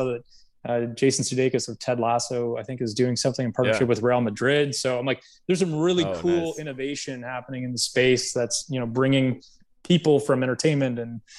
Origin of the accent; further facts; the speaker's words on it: Canada; I'm from Canada